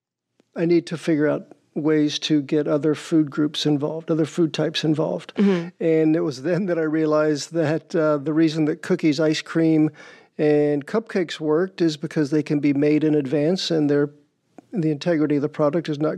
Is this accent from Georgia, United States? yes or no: yes; Georgia, United States; now in Rhode Island, United States; I'm from Georgia